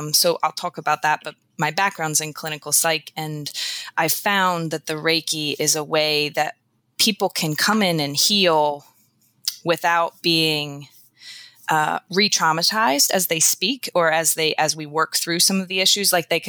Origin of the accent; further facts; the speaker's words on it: Eastern Shore, United States; I grew up on the Eastern Shore